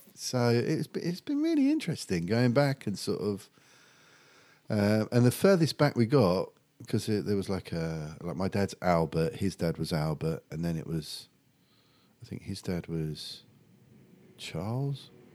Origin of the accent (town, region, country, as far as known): Medway, South East England, United Kingdom; born or raised there; also born or lived in Epping, Essex